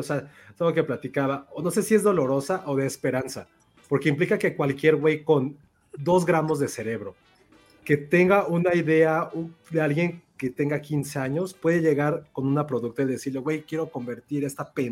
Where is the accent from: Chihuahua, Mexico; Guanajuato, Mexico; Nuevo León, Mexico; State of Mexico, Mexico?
Chihuahua, Mexico; ay, esto me encantan los aguachiles, güey, que soy de Chihuahua, ay, me encanta, este, rayados, güey, que soy de Chihuahua